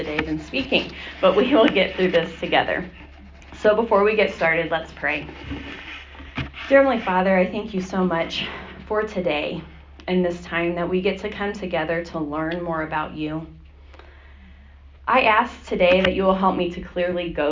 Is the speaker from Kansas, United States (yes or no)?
yes; Hutchinson, Kansas, United States; I grew up here in Hutchinson